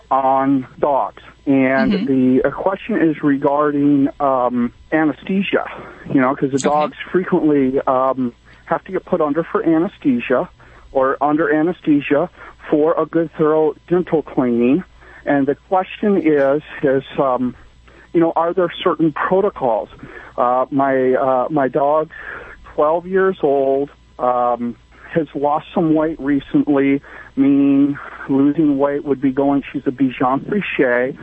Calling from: Morro Bay, California, United States; I am calling from Morro Bay, California.

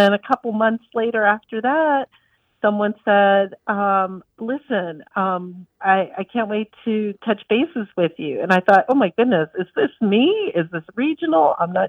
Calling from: Charlotte, North Carolina, United States; I'm calling from Charlotte, North Carolina.

